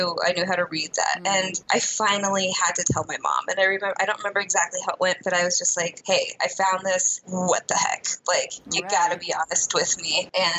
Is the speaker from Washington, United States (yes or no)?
yes; Seattle, Washington, United States; I was born in Seattle